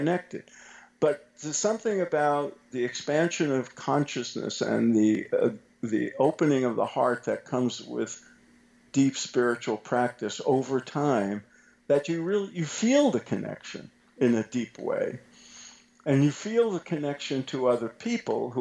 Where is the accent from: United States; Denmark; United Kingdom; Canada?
United States; New York City, New York; I grew up in Brooklyn in a very racially and ethnically mixed world when I was a little boy